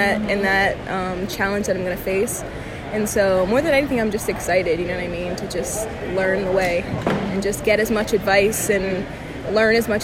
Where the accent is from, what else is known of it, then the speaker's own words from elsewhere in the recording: New Jersey, United States; moved away; I'm from Jersey, so... People up there love to dance, like Jersey club music, people love it. And so when I was growing up